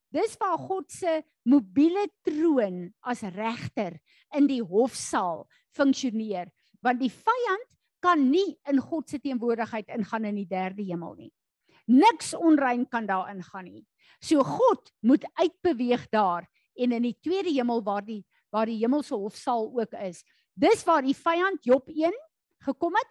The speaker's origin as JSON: {"language": "Afrikaans", "country": "South Africa", "said": "ons is Suid-Afrikaners"}